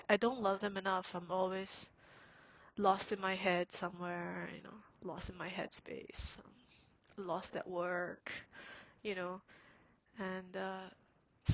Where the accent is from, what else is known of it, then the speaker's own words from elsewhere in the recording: Singapore; now in Canada; when I was growing up in Singapore